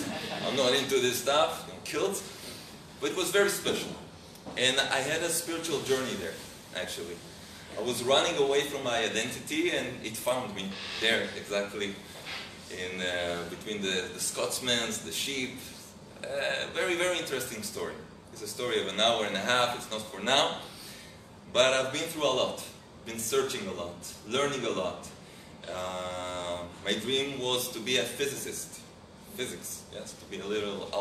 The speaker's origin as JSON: {"language": "English", "town": "Jerusalem", "region": "Jerusalem District", "country": "Israel", "tie": "born or raised there", "second_language": "English", "said": "I'm Israeli. I'm from Jerusalem, okay? I was born here in Jerusalem."}